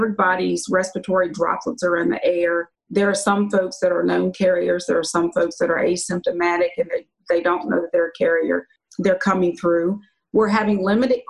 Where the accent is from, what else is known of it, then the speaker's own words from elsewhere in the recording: Luray, Virginia, United States; I was born in Virginia in a little town called Luray, Virginia.